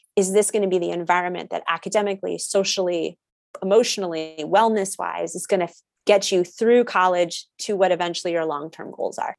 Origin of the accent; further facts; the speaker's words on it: Connecticut, United States; I grew up in Connecticut, went to a public school